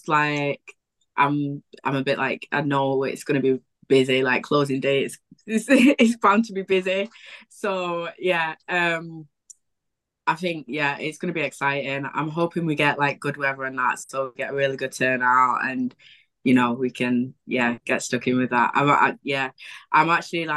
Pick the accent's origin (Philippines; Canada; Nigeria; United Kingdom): United Kingdom; Wythenshawe, North West England; also born or lived in Prestwich; I grew up in Willington